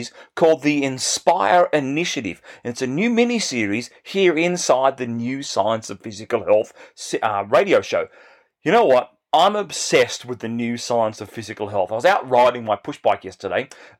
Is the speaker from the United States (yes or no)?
no; Bega, New South Wales, Australia; I grew up in this small country town in New South Wales in the state in Australia